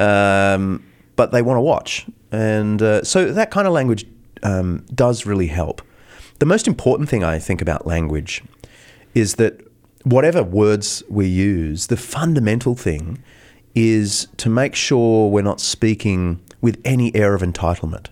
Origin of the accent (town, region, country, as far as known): Australia; now in United States